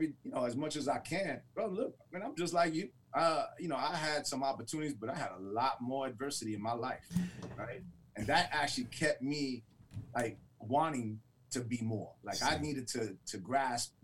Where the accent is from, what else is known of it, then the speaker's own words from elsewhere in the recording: Detroit, Michigan, United States; growing up in Detroit